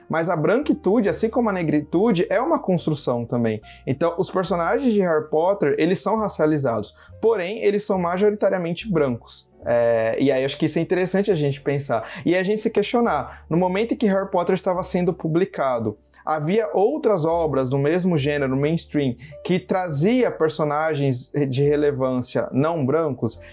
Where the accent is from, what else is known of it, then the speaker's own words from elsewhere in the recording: Brazil; eu enquanto brasileiro